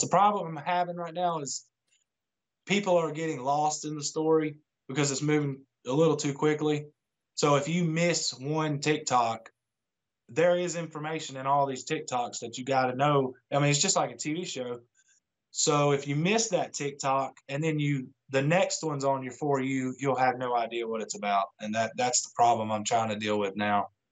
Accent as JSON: {"language": "English", "area": "near Atlanta", "region": "Georgia", "country": "United States", "said": "I'm from Georgia, uh, pretty close to Atlanta"}